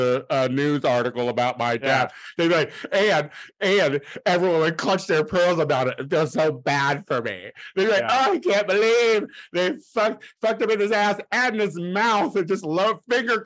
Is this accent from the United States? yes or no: yes; Illinois, United States; I'm from Illinois